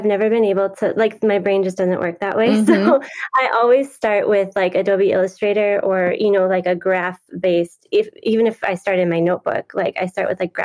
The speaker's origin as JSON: {"language": "English", "region": "Wisconsin", "country": "United States", "tie": "born or raised there", "said": "I have been born and raised in Wisconsin and there's lots of lakes here"}